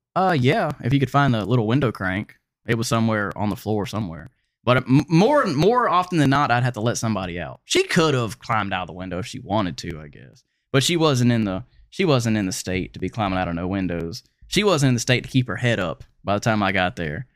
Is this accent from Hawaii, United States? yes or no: no; Pensacola, Florida, United States; moved away as an adult; also born or lived in Seattle; I'm from Florida, from Escambia County, Florida